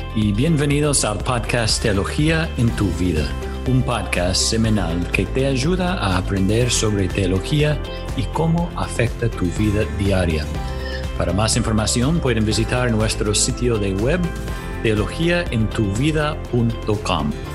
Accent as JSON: {"language": "Spanish", "country": "United States", "second_language": "Spanish", "moved": "as an adult", "lives_now": "Córdoba, Argentina", "said": "Soy de los Estados Unidos donde serví por varios años como pastor"}